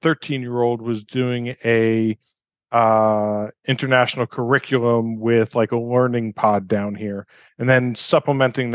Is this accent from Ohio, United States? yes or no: no; New York, United States; moved away as an adult; also born or lived in Barcelona, Spain / London, United Kingdom; now in Costa Rica; my wife and I left New York. We're both from New York in 2002